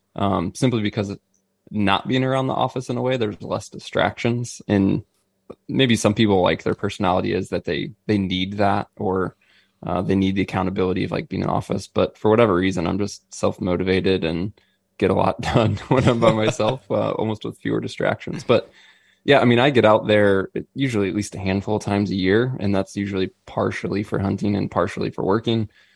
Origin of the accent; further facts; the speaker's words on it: Missouri, United States; I'm born and raised in Missouri.